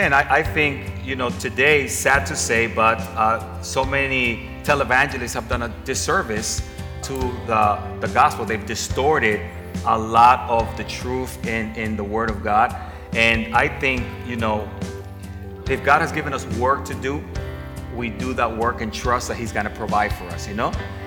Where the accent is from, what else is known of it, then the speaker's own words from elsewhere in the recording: Dominican Republic; I'm from the Dominican Republic, the Spanish community